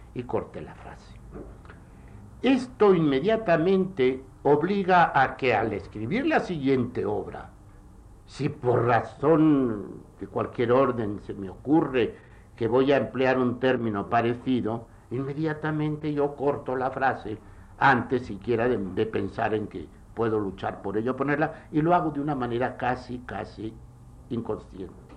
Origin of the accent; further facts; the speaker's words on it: Spain; en mi país, en España